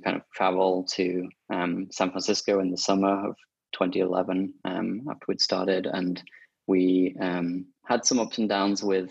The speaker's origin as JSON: {"language": "English", "town": "Sheffield", "region": "Yorkshire and the Humber", "country": "United Kingdom", "tie": "born or raised there", "said": "my hometown, Sheffield"}